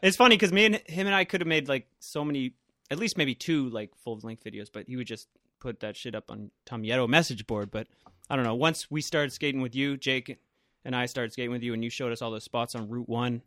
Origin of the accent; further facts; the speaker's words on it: Millis, Massachusetts, United States; also born or lived in Holliston; my hometown of Millis